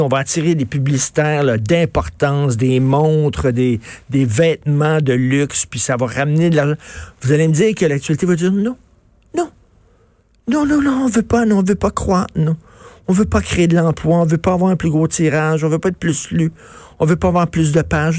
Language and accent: French; Quebec, Canada